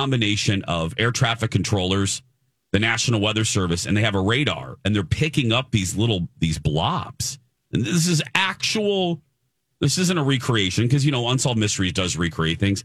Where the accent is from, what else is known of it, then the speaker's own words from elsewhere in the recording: Chicago, Illinois, United States; on the western side down is O'Hare in my hometown.